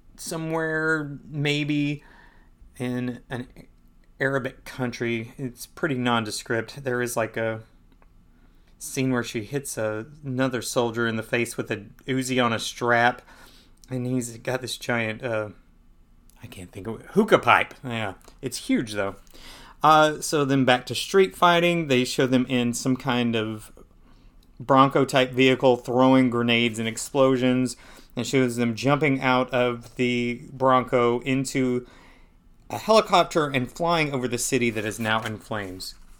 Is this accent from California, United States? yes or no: no; Perry, Georgia, United States; I grew up in Perry